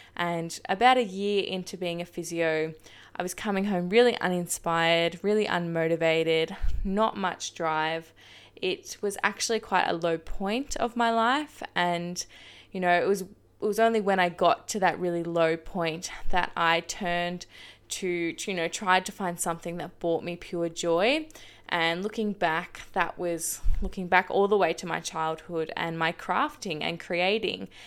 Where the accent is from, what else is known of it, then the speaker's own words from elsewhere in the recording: Shepparton, Victoria, Australia; now in Geelong, Australia; I was born and raised in Shepparton, Victoria, and I now call the seaside town of Geelong home